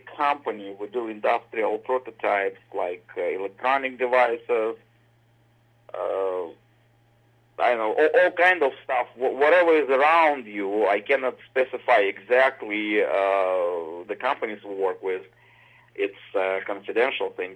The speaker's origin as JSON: {"language": "English", "region": "Moscow", "country": "Russia", "tie": "born or raised there", "second_language": "English", "moved": "as an adult", "lives_now": "United States", "said": "I was born in Moscow, Russia. I spent my childhood there"}